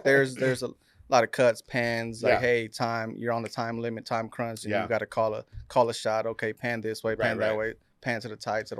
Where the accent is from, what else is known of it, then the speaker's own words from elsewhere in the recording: Waco, Texas, United States; Yeah, so we're from South Waco. Yeah. We our neighbors were South Terrace. So growing up, you know, I had a lot of black friends, and that black culture sort of.